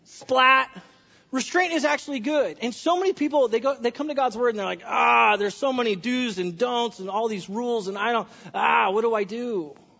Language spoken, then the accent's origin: English; California, United States; now in Washington, United States; I'm from California